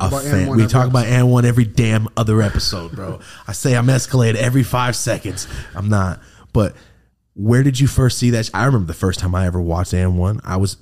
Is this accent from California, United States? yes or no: yes; California, United States; moved away; also born or lived in Clackamas, Oregon; I'm from the Mexican-ass part of California. I moved to Oregon